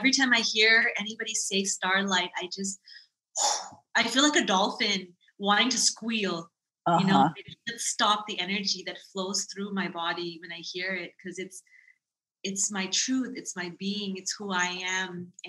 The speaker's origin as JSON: {"language": "English", "country": "Thailand", "tie": "born there", "also_born_or_lived": "Dallas, Texas", "said": "I was born in Thailand. And we were living in Dallas, Texas at the time"}